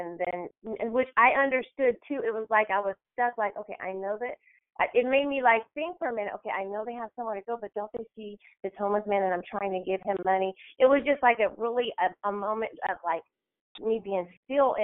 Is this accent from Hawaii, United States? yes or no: no; Bay Area, California, United States; I'm from the Bay Area